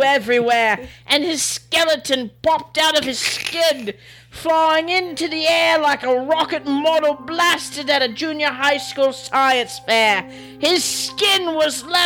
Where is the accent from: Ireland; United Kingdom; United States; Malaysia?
United Kingdom; I'm British, and that's how we say everything